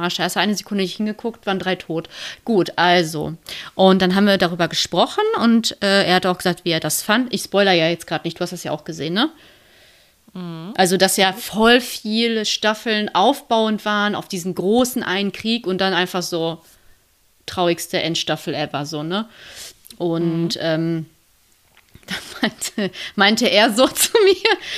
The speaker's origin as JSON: {"language": "German", "town": "Lünen", "region": "North Rhine-Westphalia", "country": "Germany", "tie": "born or raised there", "said": "in der Innenstadt von Lünen, so in meiner Heimat"}